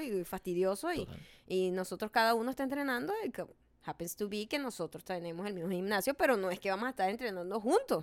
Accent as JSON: {"language": "Spanish", "country": "Venezuela", "moved": "yes", "said": "De Venezuela"}